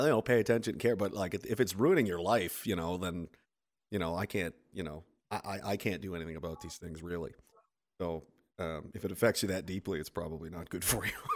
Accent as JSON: {"language": "English", "region": "Nova Scotia", "country": "Canada", "moved": "as an adult", "lives_now": "Saskatoon, Canada", "said": "I am from Nova Scotia. I'm currently in Saskatoon area"}